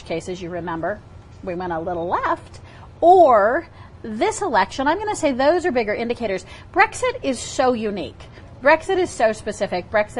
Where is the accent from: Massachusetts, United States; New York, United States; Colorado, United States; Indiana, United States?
Colorado, United States; Denver; now in Utah, United States; I'm originally from Denver.